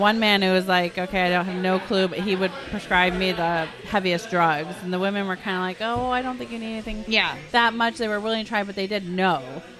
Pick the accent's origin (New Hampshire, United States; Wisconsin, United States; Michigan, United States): Wisconsin, United States; I'm from Wisconsin, and that's what you do in high school. You hang out at barns, and you're in a band.